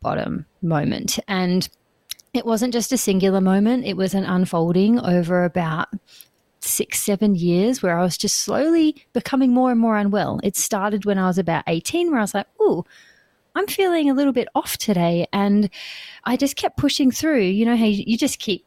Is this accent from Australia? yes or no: yes; Perth, Western Australia, Australia; moved away as an adult; now in New Zealand; I am born and raised in Perth, Australia, in Western Australia, and that's where I lived for the first 30 years of my life